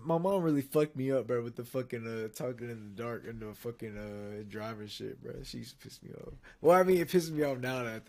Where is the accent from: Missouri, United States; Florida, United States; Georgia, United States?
Florida, United States; I was born in Florida